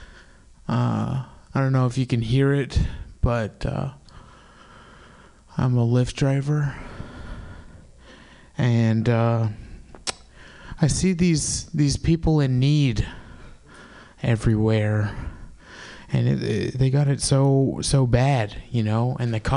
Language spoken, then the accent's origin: English; San Francisco Bay Area, California, United States; I'm from the San Francisco Bay Area. I memorized my zip code as a child. 94530